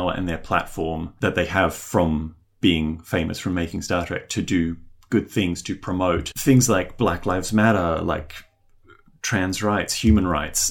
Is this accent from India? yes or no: no; Australia; also born or lived in New Zealand; I was born in New Zealand, as was my younger sister. And then our whole family, well, my immediate family, we moved over here when I was about 2 years old, to Australia